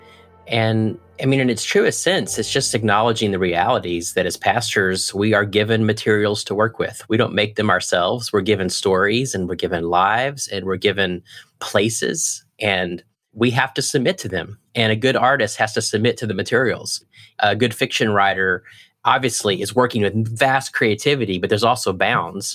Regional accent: United States; as American pastors

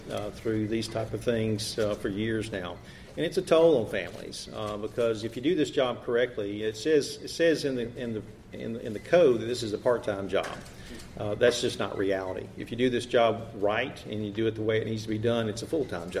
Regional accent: Andalusia, Alabama, United States; I'm from Andalusia

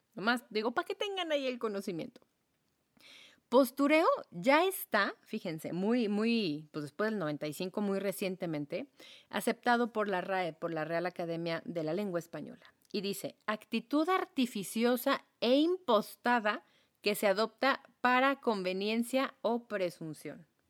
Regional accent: Mexico; soy mexicana y soy mm, semiblanca

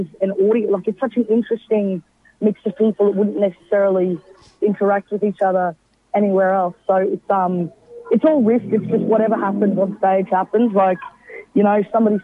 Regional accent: Brisbane, Queensland, Australia; I'm from Brisbane

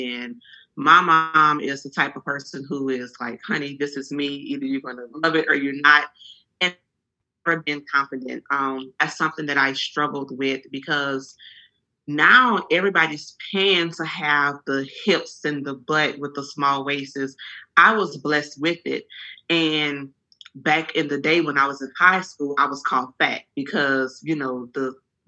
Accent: Franklin, Louisiana, United States; now in Houston, United States; I'm originally from Franklin, Louisiana. It's a very small town. And I've been in Houston for 18 years

